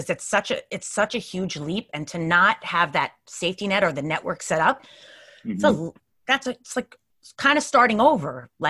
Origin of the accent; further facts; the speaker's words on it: Long Island, New York, United States; I grew up in New York. I grew up in Long Island.